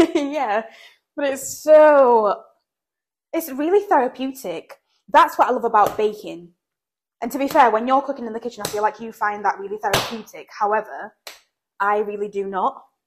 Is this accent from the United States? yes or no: no; England, United Kingdom; now in Belfast, United Kingdom; growing up in England